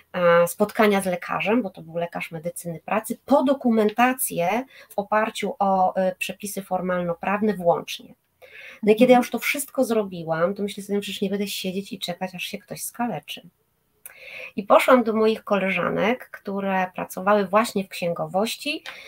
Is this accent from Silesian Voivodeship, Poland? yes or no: no; Bydgoszcz, Kuyavian-Pomeranian Voivodeship, Poland; moved away as an adult; now in Gdańsk, Poland; Ja pochodzę z Bydgoszczy, tam się urodziłam i tam też e, ukończyłam liceum medyczne